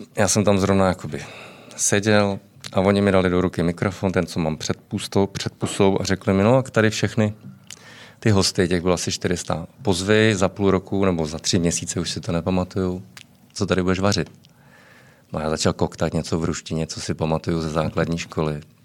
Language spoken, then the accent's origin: Czech; Czechia; moved away as an adult; also born or lived in Prague / Moscow, Russia / Australia / Estonia; my jsme tam vnímáni jako, jako velmi pozitivně, jako Češi